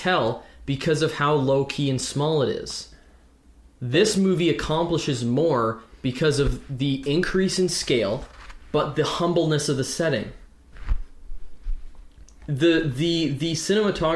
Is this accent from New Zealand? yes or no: no; Ontario, Canada; we're Canadian. We live in Ontario